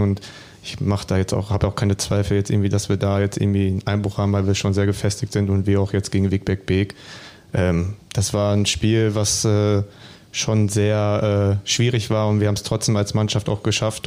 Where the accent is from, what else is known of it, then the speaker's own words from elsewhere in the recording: Bielefeld, North Rhine-Westphalia, Germany; für mich als Bielefelder, auch als eigener Junge in der Heimat